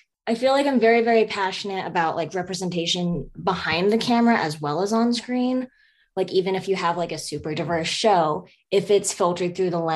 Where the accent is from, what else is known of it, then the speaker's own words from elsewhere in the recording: Colorado, United States; also born or lived in Beijing, China / Denver, Colorado; I grew up in Colorado. I lived in Beijing for 6 years throughout my childhood from like age 10 to 16